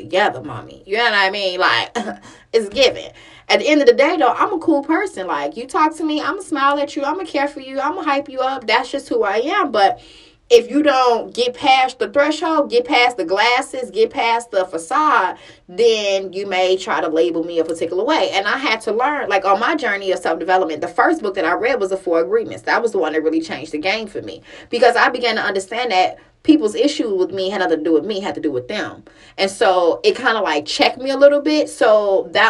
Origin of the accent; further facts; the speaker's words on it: Chicago, Illinois, United States; I grew up in Chicago